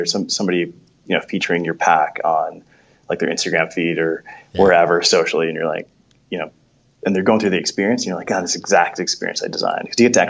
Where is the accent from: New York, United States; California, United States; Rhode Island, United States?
New York, United States; New York City; So growing up in New York, I just remember going to, like, you know, I grew up Catholic, so we'd go to these churches.